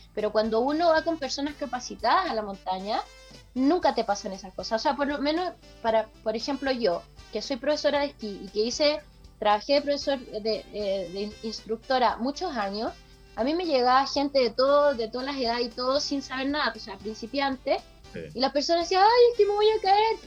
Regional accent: Chile; de Chile

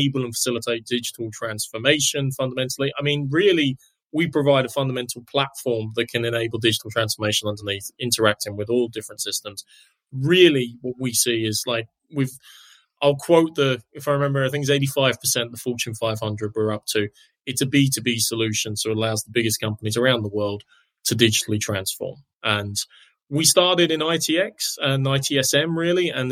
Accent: Ireland; also born or lived in London; I was born in London, but I moved to Ireland when I was 7. So all my schooling's over here.

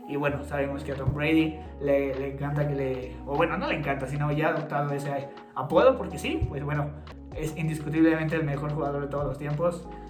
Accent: Toluca, State of Mexico, Mexico; somos de Toluca

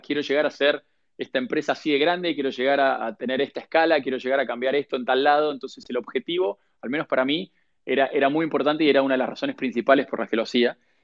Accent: Argentina; moved away as an adult

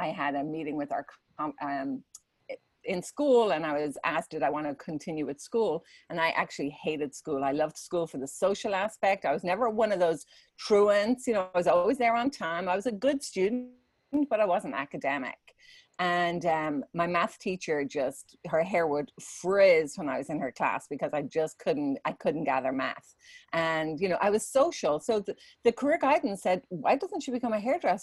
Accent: Dublin, Leinster, Ireland; moved away as an adult; now in United States; I'm originally from Ireland. I was born in Dublin.

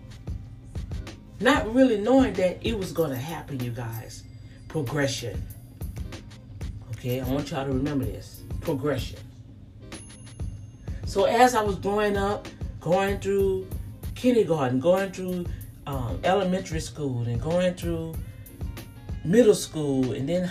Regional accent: New Orleans, Louisiana, United States; Me growing up in the St. Thomas Project

